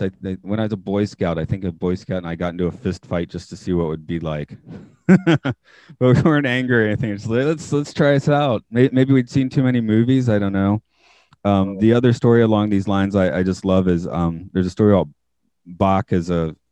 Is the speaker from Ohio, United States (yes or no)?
no; Atlanta, Georgia, United States; moved away as an adult; now in Japan; I'm from Atlanta.